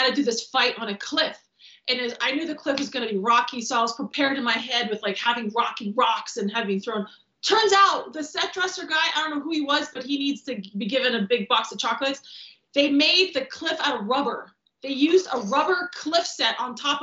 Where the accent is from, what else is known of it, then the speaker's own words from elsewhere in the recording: Transylvania, Romania; also born or lived in Michigan, United States; now in Los Angeles, United States; And I'm from Transylvania